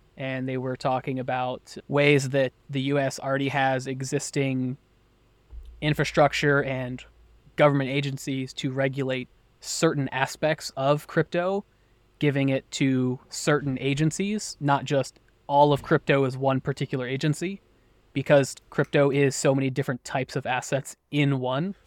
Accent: United States; I was born and raised in the U S.

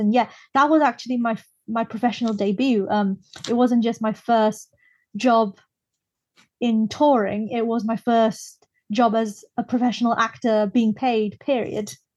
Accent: Brunei; moved away as an adult; now in United Kingdom; I was born and raised in Brunei in Southeast Asia

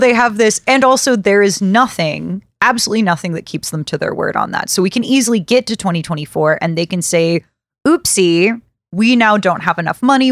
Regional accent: Birmingham, Alabama, United States; I'm from Birmingham, Alabama. Bessemer is very close to where I grew up

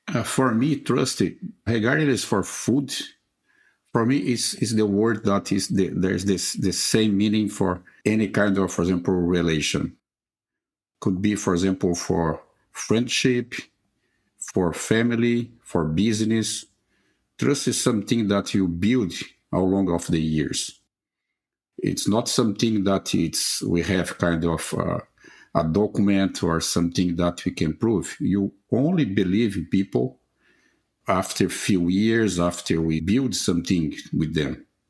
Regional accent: Brazil; I was born in Brazil and I graduated in veterinary medicine

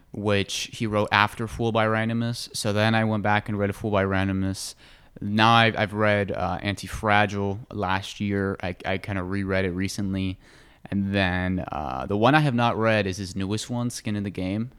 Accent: United States; I grew up in America and have a very Western view of the world

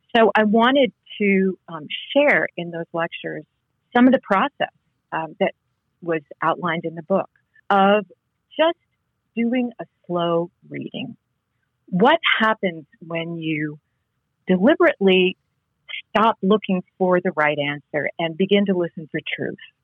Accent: Connecticut, United States; moved away; I grew up in New England, in, in Connecticut

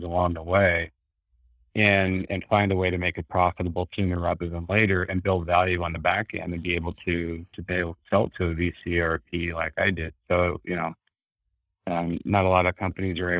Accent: North Dakota, United States; moved away; I grew up in North Dakota, blue collar family, came out here by myself and kind of made it on my own

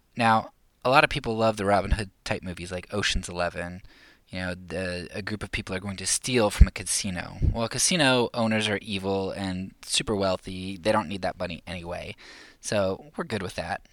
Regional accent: United States; I'm a Christian first and American second

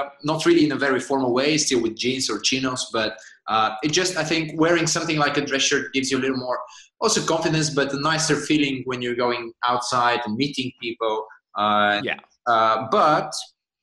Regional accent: Bulgaria; moved away as an adult; now in Amsterdam, Netherlands; I'm originally from Bulgaria

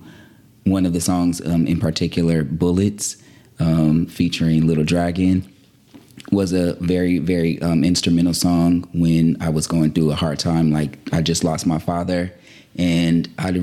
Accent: Stockton, California, United States; moved away as an adult; also born or lived in Oakland, California; now in Los Angeles, United States; I'm from Stockton, everybody. Born and raised, Northern California

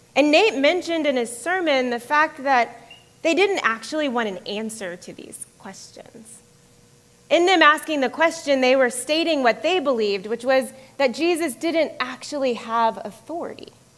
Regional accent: the South, United States; moved away as an adult; also born or lived in Florida / Georgia / Dominican Republic / Massachusetts; now in Atlanta, United States; I grew up in Florida and Georgia for the most part. I grew up in the South, although Florida often is not considered the South here.

